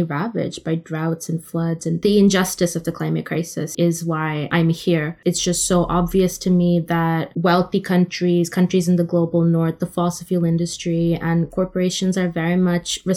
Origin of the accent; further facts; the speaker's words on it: Oman; also born or lived in India; now in London, United Kingdom; I was raised in the Middle East in Oman